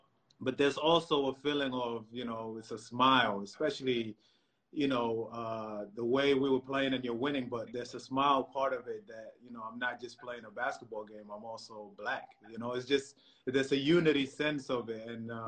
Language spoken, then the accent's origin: English; Egypt; I remember growing up in Egypt, and, you know, some people might not say it, but there's a lot of racism in Egypt